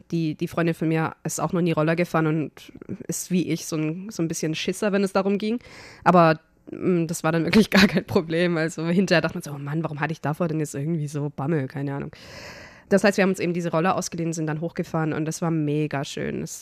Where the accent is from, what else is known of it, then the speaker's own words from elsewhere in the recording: Germany; weil ich bin Deutsche, warum?